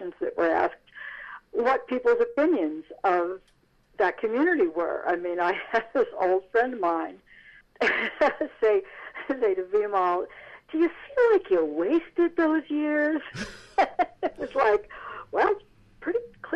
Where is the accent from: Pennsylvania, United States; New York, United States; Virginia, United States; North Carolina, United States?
New York, United States; Irvington; my hometown of Irvington, New York